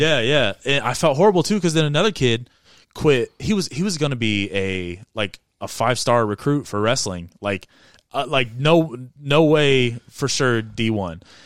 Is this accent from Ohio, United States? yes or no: no; Avon, Indiana, United States; I'm from Avon, Indiana.